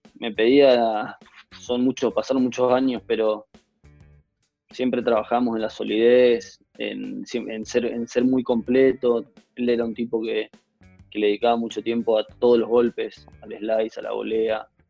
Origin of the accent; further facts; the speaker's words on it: Corrientes, Argentina; somos los correntinos que jugamos al tenis